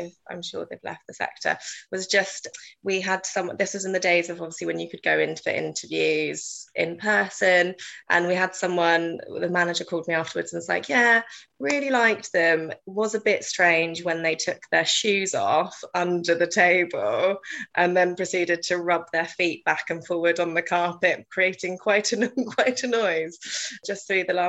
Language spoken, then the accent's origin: English; South East England, United Kingdom; moved away as an adult; now in London, United Kingdom; I worked at my local hospice, Amy House and Jack's Place